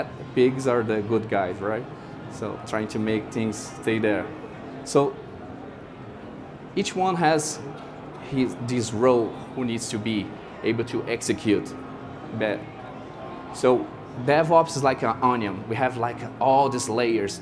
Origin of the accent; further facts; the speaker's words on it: Brazil; I'm from Brazil.